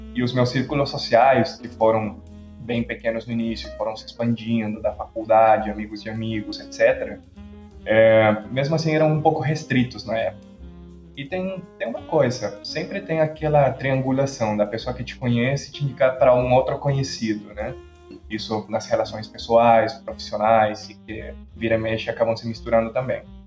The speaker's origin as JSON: {"language": "Portuguese", "town": "Quito", "region": "Pichincha", "country": "Ecuador", "tie": "born or raised there", "also_born_or_lived": "Rio de Janeiro, Brazil", "second_language": "Portuguese", "moved": "as an adult", "lives_now": "São Paulo, Brazil", "said": "Nasci e cresci no Equador"}